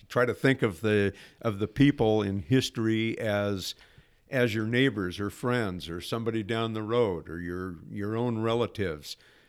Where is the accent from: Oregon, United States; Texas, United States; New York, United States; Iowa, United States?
Oregon, United States; Portland; also born or lived in Astoria; I was born in Portland, Oregon at St. Vincent's Hospital when it was downtown Portland, 1951 in Portland, where I grew up until the middle of my freshman year in high school when the family moved to a farm outside of Astoria.